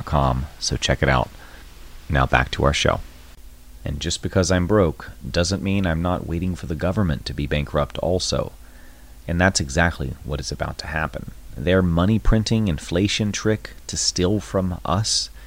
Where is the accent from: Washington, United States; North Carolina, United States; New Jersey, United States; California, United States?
North Carolina, United States; I'm from North Carolina